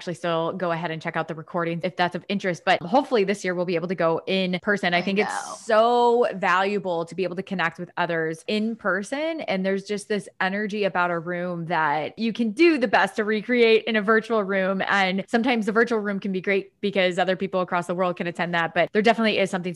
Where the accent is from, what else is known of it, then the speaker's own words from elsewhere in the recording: Dubuque, Iowa, United States; I'm also from Iowa. I'm from Dubuque